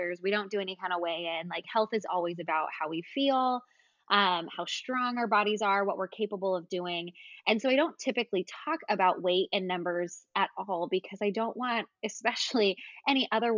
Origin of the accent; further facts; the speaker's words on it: California, United States; now in Alexandria, United States; So I grew up in California. That's where my parents still live